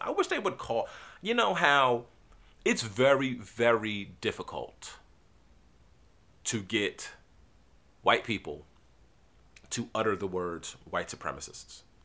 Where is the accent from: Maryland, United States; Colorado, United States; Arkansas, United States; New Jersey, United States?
New Jersey, United States; Everybody from Jersey, we just say Jersey